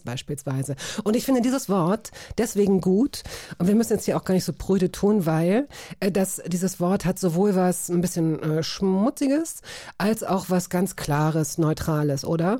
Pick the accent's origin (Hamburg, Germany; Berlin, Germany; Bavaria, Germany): Berlin, Germany; Aufgewachsen bin ich tatsächlich in Schöneberg